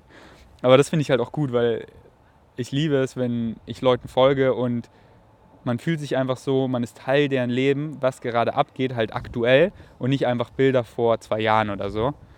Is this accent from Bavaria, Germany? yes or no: yes; Bavaria, Germany; weil das sind so meine Wurzeln. Ich komme aus Bayern